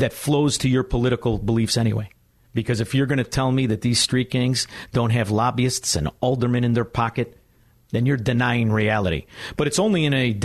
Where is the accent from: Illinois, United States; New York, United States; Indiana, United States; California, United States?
Illinois, United States; Chicago; I'm from Chicago